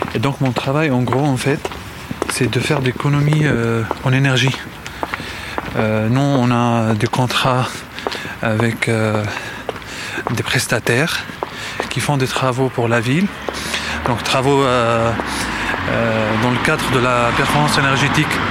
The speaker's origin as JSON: {"language": "French", "town": "Damascus", "region": "Damascus Governorate", "country": "Syria", "tie": "born or raised there", "also_born_or_lived": "Moscow, Russia / Sevran, France", "second_language": "French", "moved": "as an adult", "lives_now": "France", "said": "j'ai passé toute mon enfance en Syrie. Je suis resté à Damas jusqu'à quand j'avais 25 ans"}